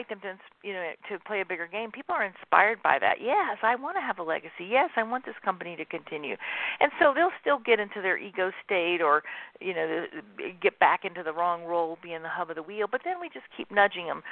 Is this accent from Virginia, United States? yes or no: no; Mississippi, United States; moved away as an adult; now in Phoenix, United States; I grew up in Mississippi, where I'm a fifth-generation entrepreneur